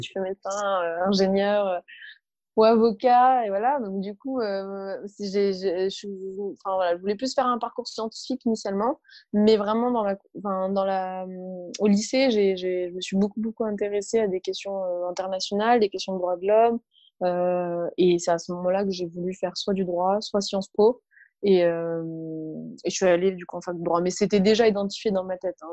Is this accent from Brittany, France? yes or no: no; Niort, Nouvelle-Aquitaine, France; French is a second language; moved away as an adult; also born or lived in Palestinian refugee camp / Paris / Montpellier; j'ai grandi en ZEP et, en ZUP. Donc, euh, donc alors à Niort, c'est, voilà, ça reste une petite ville